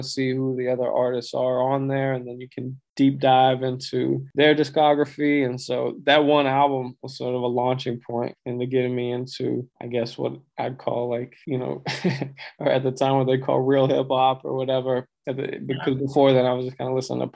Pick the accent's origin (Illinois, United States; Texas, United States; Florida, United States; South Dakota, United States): Texas, United States; Abilene; moved away as an adult; now in Los Angeles, United States; I grew up in Abilene, but on the outskirts of a little smaller town called Baird